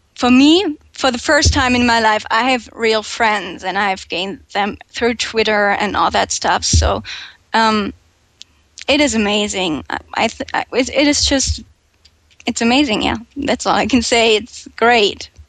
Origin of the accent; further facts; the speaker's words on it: Germany; English is a second language; I'm 21 years old and I'm from Germany